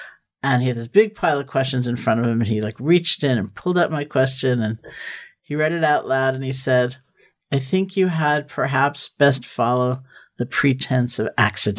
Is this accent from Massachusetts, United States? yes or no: no; New York City, New York, United States; I grew up in Washington Heights.